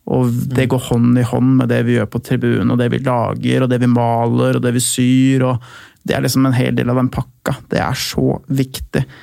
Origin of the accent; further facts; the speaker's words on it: Lillestrøm, Akershus, Norway; da jeg vokste opp i Lillestrøm og jeg var liten gutt